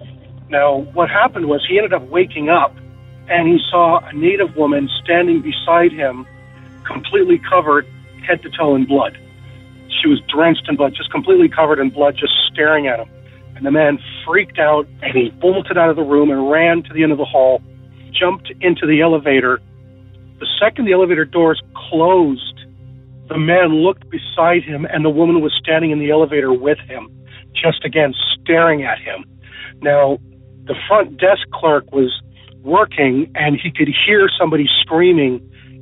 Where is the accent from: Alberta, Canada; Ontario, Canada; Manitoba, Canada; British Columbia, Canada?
Alberta, Canada; Lethbridge; I was raised in a small town called Lethbridge, Alberta, 2 hours south of Calgary